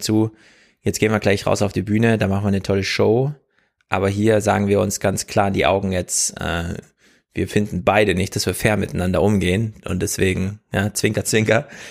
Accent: Germany; wir in Deutschland

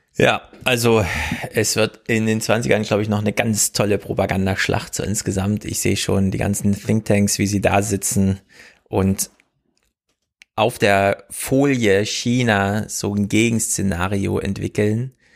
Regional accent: Germany; wir in Deutschland

